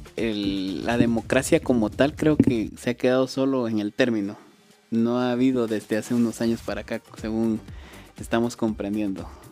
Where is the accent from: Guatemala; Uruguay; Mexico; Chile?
Guatemala; nosotros somos guatemaltecos